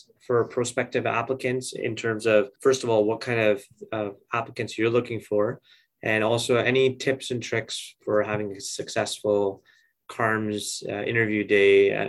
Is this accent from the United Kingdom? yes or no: no; Edmonton, Alberta, Canada; where I grew up in Edmonton.